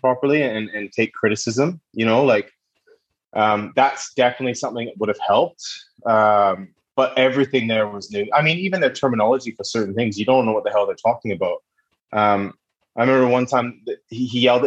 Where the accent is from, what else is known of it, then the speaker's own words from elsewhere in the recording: just outside of Vancouver, British Columbia, Canada; moved away; also born or lived in United Kingdom; Yeah, I'm a Vancouver boy. I'm from the West Coast. So born and raised in just outside of Vancouver